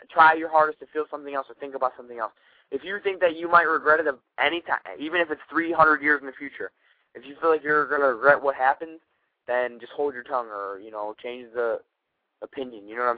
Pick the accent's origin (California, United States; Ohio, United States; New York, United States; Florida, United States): Ohio, United States; Well, I'm from Ohio, so, like, the amazing weather is just beyond